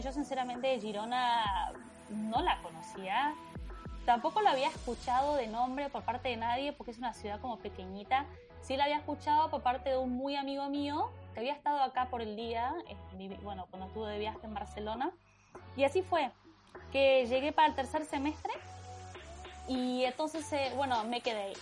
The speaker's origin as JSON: {"language": "Spanish", "region": "Buenos Aires", "country": "Argentina", "moved": "as an adult", "said": "yo soy de Buenos Aires"}